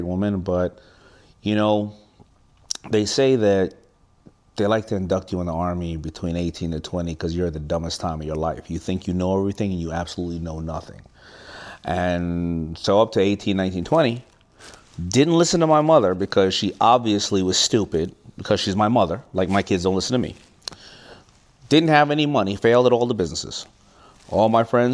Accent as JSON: {"language": "English", "town": "New York City", "region": "New York", "country": "United States", "tie": "born or raised there", "said": "I'm from Hollis, Queens"}